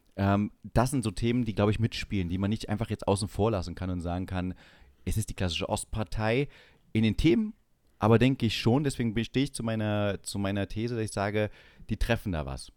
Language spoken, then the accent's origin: German; East Germany, Germany; wir als Ostdeutsche